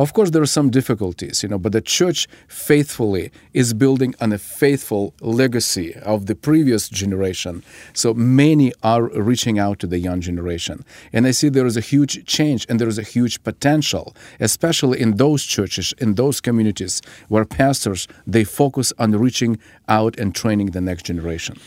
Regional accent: Ukraine; moved away; I was born and raised in the Ukrainian part of the former Soviet Union

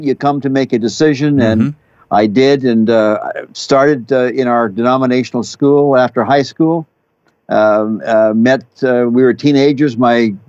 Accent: Saskatchewan, Canada; My father was a pastor. We were in Western Canada, Saskatchewan, which is just north of North Dakota

